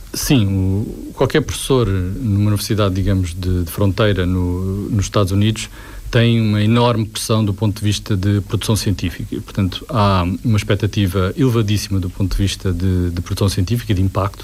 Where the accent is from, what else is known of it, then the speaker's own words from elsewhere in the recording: Portugal; é aquilo que eu sou, português